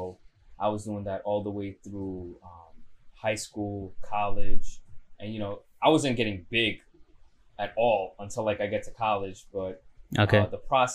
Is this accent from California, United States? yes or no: no; New York City, New York, United States; I was born and raised in Astoria